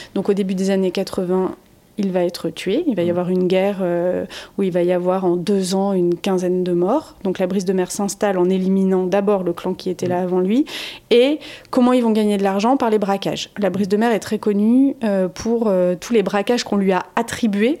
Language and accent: French; France; chez nous en France